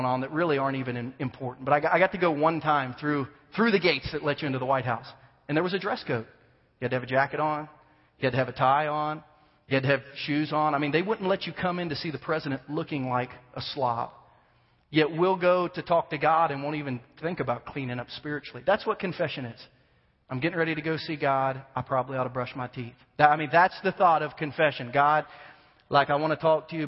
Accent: Ohio, United States; moved away; I'm from Ohio, born and raised in Ohio, huge Buckeye fan

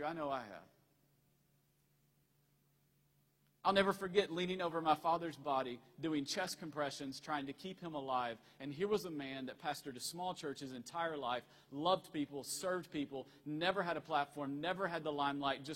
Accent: Tennessee, United States; moved away; also born or lived in Virginia; I'm originally from Tennessee

